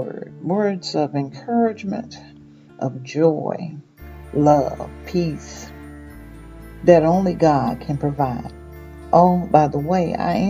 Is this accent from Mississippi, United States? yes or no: yes; Mississippi, United States; born or raised there; moved away